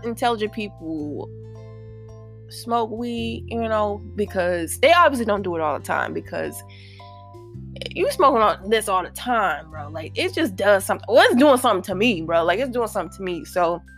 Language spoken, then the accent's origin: English; St. Louis, Missouri, United States; St. Louis, right? Because that's my hometown